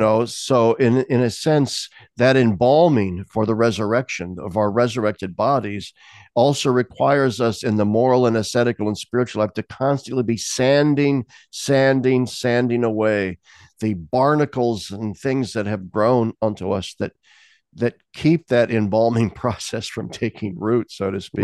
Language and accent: English; United States; I have that sort of American thing in me from my upbringing